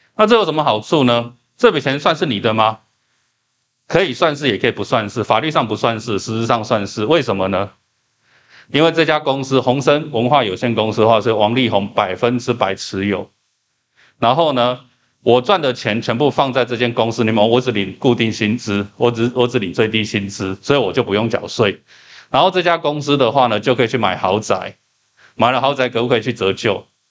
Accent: Taiwan; 我们台湾人理解阴阳合同就叫做说

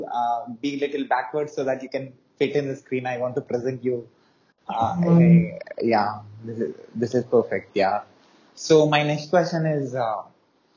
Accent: India; I'm from India

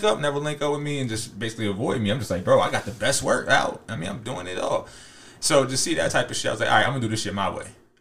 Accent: Harrisburg, Pennsylvania, United States; I'm from Harrisburg

